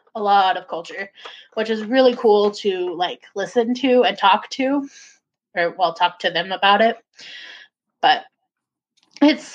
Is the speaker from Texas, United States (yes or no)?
no; Tok, Alaska, United States; also born or lived in Washington / Soldotna, Alaska; I grew up in Toke